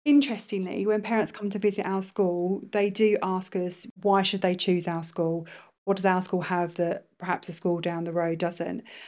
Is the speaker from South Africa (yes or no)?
no; London, United Kingdom; moved away as an adult; now in Bahrain; in a very multicultural part of London